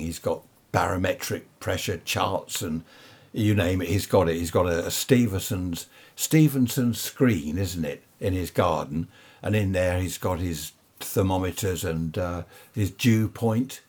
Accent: Worthing, South East England, United Kingdom; I'm from Worthing in Sussex.

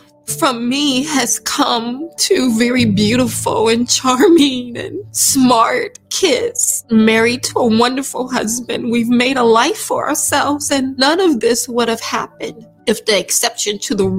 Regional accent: Nitchburg, Alabama, United States; I grew up in Southern Alabama, very rural, one-stop sign town called Nitchburg.

